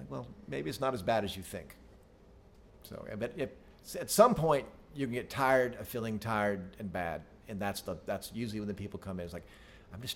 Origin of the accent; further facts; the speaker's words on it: Arkansas, United States; we're from Arkansas. For y'all that don't know where we're from, it's one of the less expensive places to live